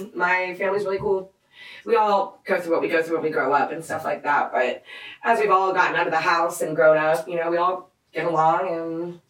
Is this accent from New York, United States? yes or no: no; Charlotte, North Carolina, United States; moved away as an adult; now in Atlanta, United States; I'm from Charlotte, so all the DJs from Charlotte I've known for ever, you know?